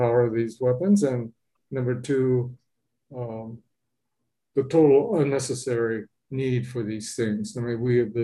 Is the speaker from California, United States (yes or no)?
yes; Los Angeles, California, United States; moved away as an adult; now in Homer, United States; I was born and raised in Los Angeles